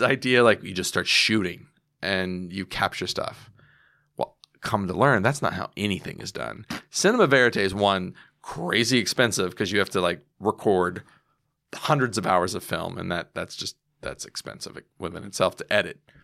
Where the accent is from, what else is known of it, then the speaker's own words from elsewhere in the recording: United States; I'm an American